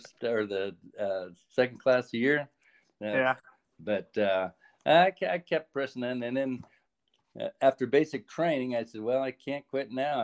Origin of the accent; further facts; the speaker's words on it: Oregon, United States; also born or lived in Whitehorse, Yukon, Canada; grew up in Oregon